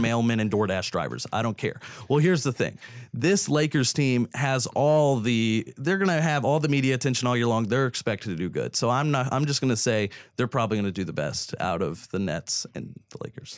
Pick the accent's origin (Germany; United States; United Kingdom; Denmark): United States; Houston, Texas; me growing up in Houston